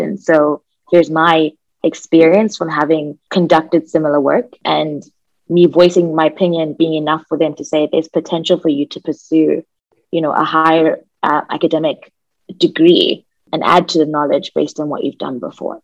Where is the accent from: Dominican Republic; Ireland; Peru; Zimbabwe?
Zimbabwe; I'm from Zimbabwe